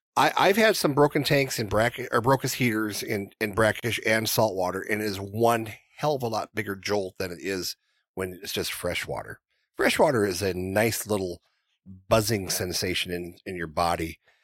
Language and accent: English; North Dakota, United States; I grew up in North Dakota